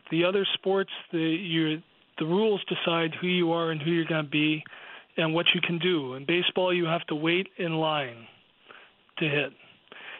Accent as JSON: {"language": "English", "country": "United States", "said": "I'm American"}